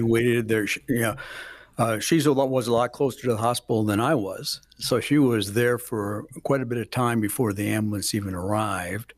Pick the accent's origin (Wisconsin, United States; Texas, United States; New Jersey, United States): Wisconsin, United States; Milwaukee; moved away as an adult; also born or lived in Menomonie, Wisconsin / Wausau, Wisconsin; now in Rothschild, United States; I'm always been in Wisconsin, but, uh, I'm originally from Milwaukee, Milwaukee, Wisconsin